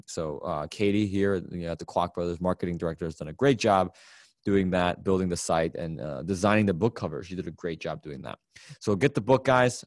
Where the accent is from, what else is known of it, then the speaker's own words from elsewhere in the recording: Chicago, Illinois, United States; my hometown of Chicago, Illinois